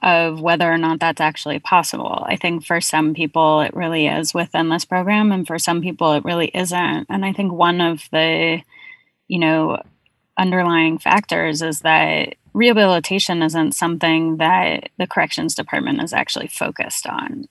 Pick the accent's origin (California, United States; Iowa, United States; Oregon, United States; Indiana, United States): California, United States; now in Brooklyn, United States; I'm based in Brooklyn, but I'm from California